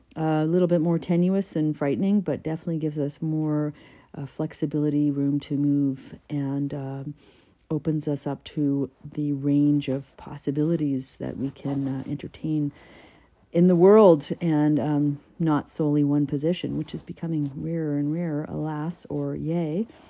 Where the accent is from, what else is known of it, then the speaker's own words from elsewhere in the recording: Canada; as a Canadian poet